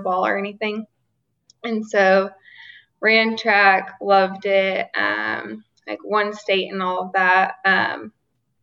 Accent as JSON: {"language": "English", "region": "Arkansas", "country": "United States", "tie": "born or raised there", "said": "We grew up in Arkansas"}